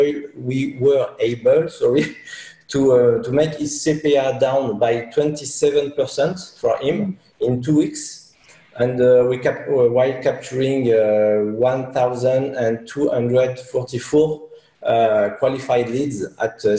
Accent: France

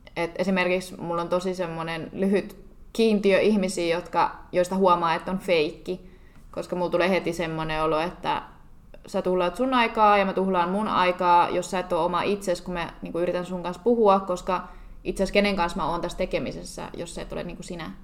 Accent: Finland; now in Dubai, United Arab Emirates; se on mun kotimaassa

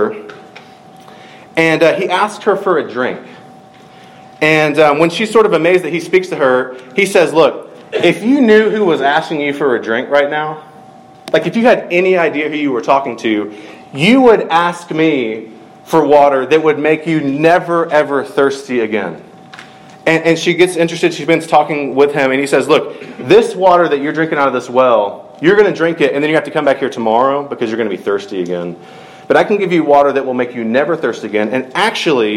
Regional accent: Middle Georgia, United States; I grew up in Middle Georgia

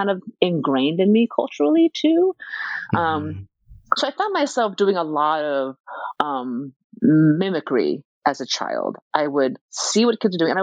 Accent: United States; also born or lived in Taiwan; I'm an immigrant. I was born in Taiwan, and I came to America when I was like pretty young, right? Like 3.5, 4 years old.

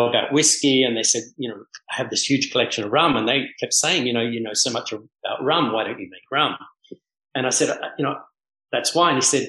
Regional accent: Bahamas; And I go, oh, hi … I'm from the Bahamas.

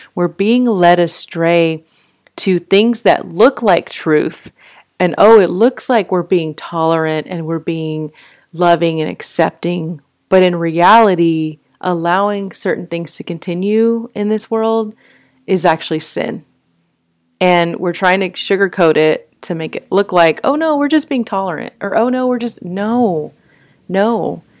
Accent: Fort Worth, Texas, United States; I grew up in Fort Worth

